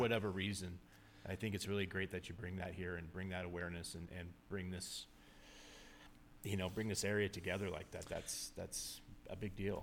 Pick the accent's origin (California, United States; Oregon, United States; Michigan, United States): California, United States; Southern; I grew up in Southern California